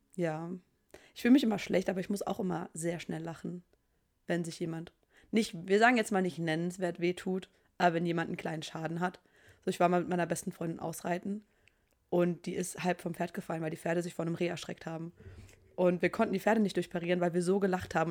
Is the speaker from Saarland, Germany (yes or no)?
yes; Saarbrücken, Saarland, Germany; ich bin aus Saarbrücken, gebürtig, lebe dort immer noch